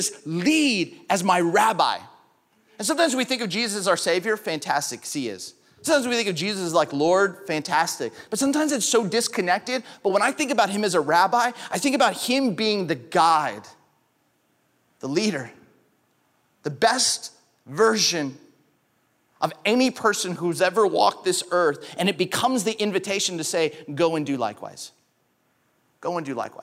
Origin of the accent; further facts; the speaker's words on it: California, United States; moved away as an adult; also born or lived in Grand Rapids, Michigan; I grew up in California